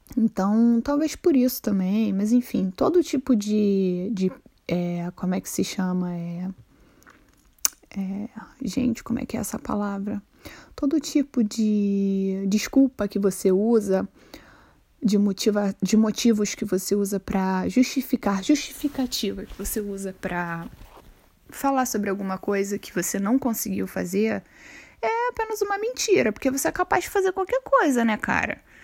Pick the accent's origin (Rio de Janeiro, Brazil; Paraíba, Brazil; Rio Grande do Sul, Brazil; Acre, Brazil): Rio de Janeiro, Brazil; first language Portuguese; moved away as an adult; now in Sweden; quando eu nasci, a minha família morava no Cesarão, hoje em dia é considerado uma favela também no, em Santa Cruz, no Rio de Janeiro